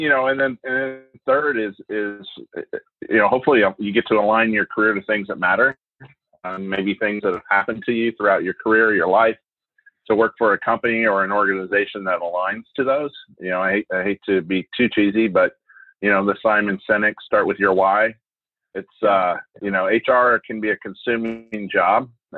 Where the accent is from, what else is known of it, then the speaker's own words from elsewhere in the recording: Idaho, United States; also born or lived in Asia; I'm an Irishman who grew up in Asia and then in a log cabin with no electricity in North Idaho when my dad retired from the military.